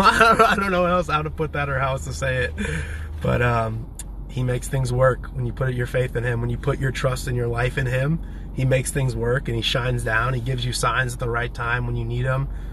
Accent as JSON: {"language": "English", "town": "Champaign", "region": "Illinois", "country": "United States", "tie": "born or raised there", "also_born_or_lived": "San Diego, California", "moved": "yes", "lives_now": "Nashville, United States", "said": "I grew up in a fairly big town called Champaign, Illinois."}